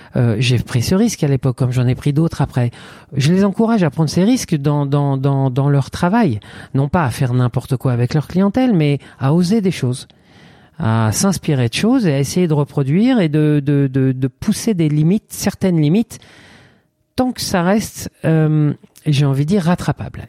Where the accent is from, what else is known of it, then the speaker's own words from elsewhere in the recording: Reims, Grand Est, France; moved away as an adult; also born or lived in Paris; j'étais confortablement installé dans un poste de coiffeur en province, à Reims, qui est ma région d'origine